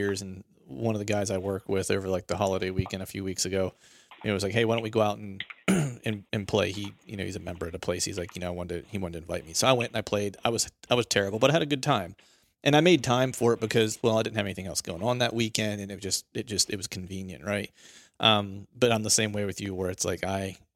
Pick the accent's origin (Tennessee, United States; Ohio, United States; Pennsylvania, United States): Pennsylvania, United States; Bedford; moved away; I grew up similarly in Pennsylvania